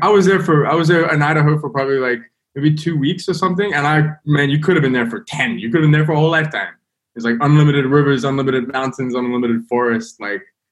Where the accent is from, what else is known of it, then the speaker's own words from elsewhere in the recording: London, United Kingdom; I'm from London